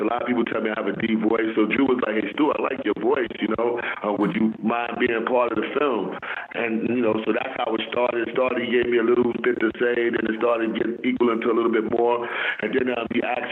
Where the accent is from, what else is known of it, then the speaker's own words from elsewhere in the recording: New York City, New York, United States; I grew up in El Barrio, Spanish Harlem